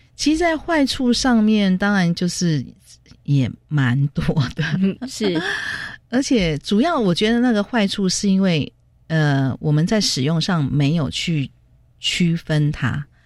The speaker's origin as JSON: {"language": "Chinese", "town": "Taitung", "region": "Taitung County", "country": "Taiwan", "said": "因为我来自台东嘛"}